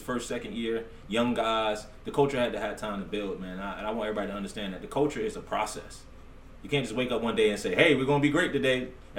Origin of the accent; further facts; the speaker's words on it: United States; also born or lived in Virginia; I grew up in the Redskin area